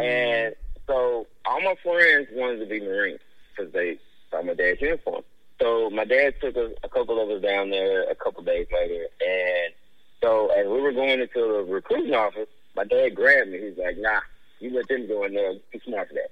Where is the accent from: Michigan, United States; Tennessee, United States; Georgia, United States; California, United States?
Tennessee, United States; Memphis; I grew up in Westwood